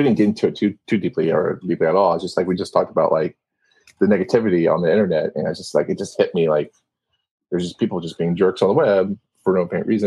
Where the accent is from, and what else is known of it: Austin, Texas, United States; born or raised there